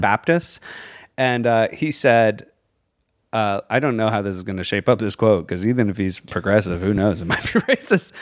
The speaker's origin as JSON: {"language": "English", "region": "Virginia", "country": "United States"}